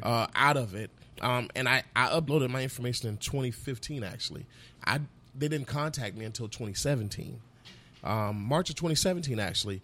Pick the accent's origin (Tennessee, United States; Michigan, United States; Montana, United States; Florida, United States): Florida, United States; Fort Myers; moved away; also born or lived in North Carolina / Georgia; I'm from Fort Myers, and every summer we have mangoes